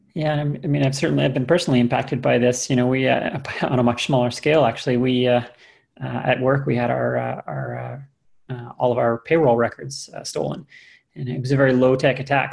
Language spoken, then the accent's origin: English; Canada; now in United States; I have a U.S. green card, but uh, I am Canadian